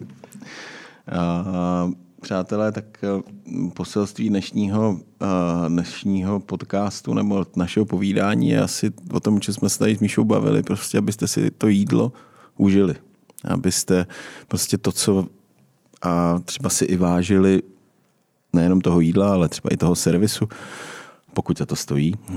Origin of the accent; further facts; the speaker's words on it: Czechia; my vlastně Češi